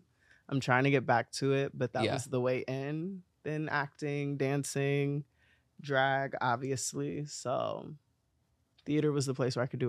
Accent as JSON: {"language": "English", "town": "Columbus", "region": "Ohio", "country": "United States", "said": "Yeah, I'm from Ohio. There are no secrets about it. I'm from Columbus. I'm a Columbus, Ohio girl."}